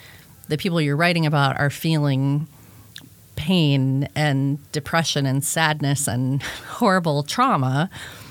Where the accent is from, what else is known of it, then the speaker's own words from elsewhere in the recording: outside Chicago, Illinois, United States; Northwestern, was like 45 minutes from my house where I grew up outside Chicago